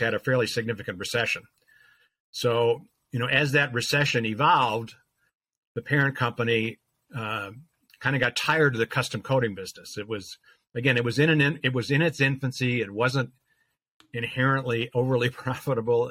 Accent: Chicago, Illinois, United States; moved away as an adult; now in Milwaukee, United States; I grew up in the Chicago area

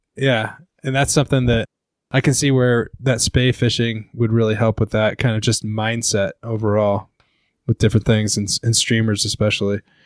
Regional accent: Seattle, Washington, United States; I'm from Seattle area

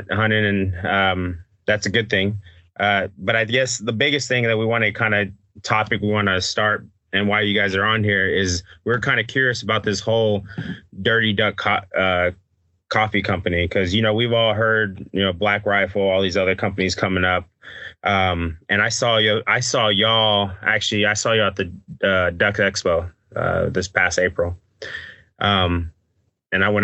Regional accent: Texas, United States; I'm from Texas too. I'm up here in North Texas by Dallas Fort Worth area.

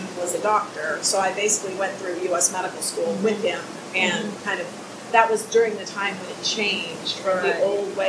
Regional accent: Minnesota, United States; I'm from the Midwest too. I'm from Minnesota

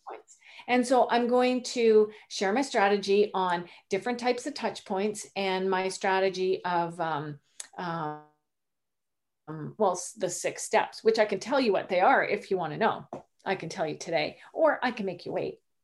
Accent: Canada; moved away as an adult; also born or lived in Rhode Island, United States; I am Canadian. I'm new to Rhode Island.

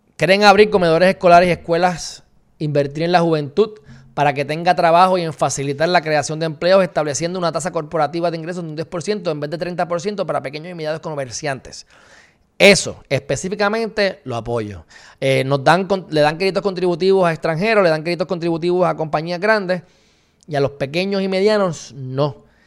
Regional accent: Puerto Rico; puertorriqueños enteros, para propósito de Estados Unidos, somos minoría en general, somos hispanos

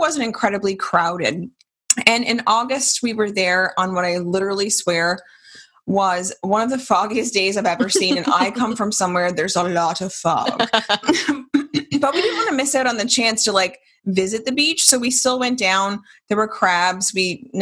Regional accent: South Shore, Nova Scotia, Canada; we're both from the South Shore

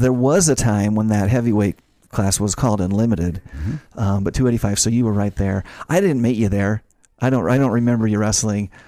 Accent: Ashton, Idaho, United States; I grew up in Idaho. I went to North Fremont High School in Ashton, Idaho

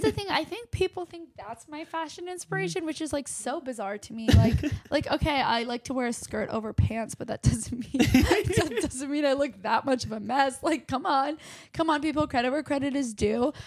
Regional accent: Westchester, New York, United States; also born or lived in Chappaqua, New York; I grew up in Westchester, New York

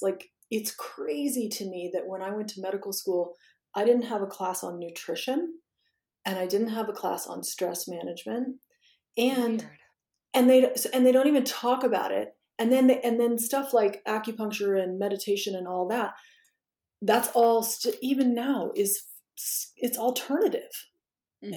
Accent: Washington, District of Columbia, United States; I'm from Washington D.C. and I grew up there

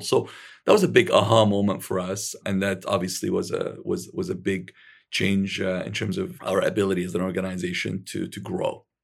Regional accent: Alexandria, Alexandria Governorate, Egypt; I was born in Alexandria, Egypt

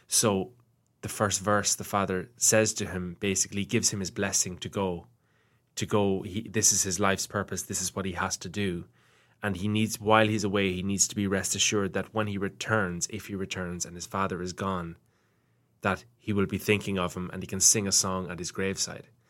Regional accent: Ireland; growing up in Ireland in school

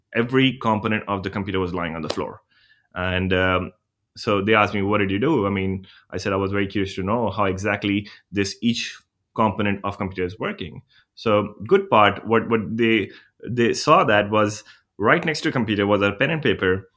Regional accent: India; moved away; I'm from India

